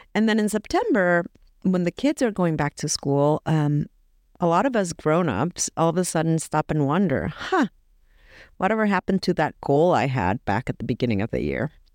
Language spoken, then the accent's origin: English; El Salvador; someone from my home country